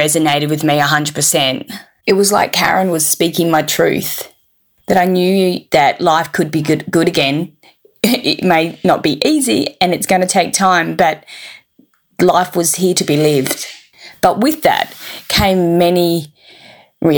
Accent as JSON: {"language": "English", "town": "Perth", "region": "Western Australia", "country": "Australia", "said": "I'm 45 from Perth in Western Australia"}